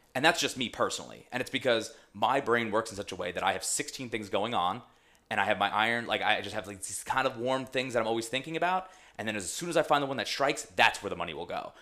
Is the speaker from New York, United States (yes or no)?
yes; Long Island, New York, United States; where I grew up on Long Island